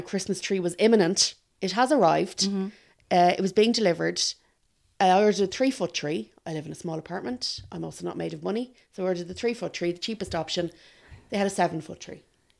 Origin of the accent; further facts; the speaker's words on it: Ireland; I'm Irish.